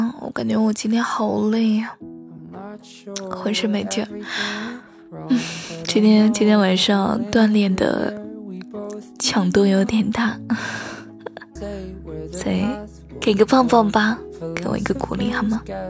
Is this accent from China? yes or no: yes; Suzhou, Jiangsu, China; 也欢迎大家来到江苏。对呀，你听了我这么久的节目，你都不知道我是苏州的呀？